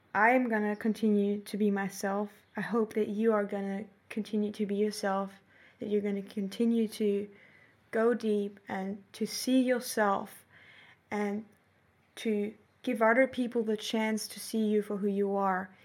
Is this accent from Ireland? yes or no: no; Germany; moved away as an adult; now in Australia; Germany and see, mm, the place that I've grown up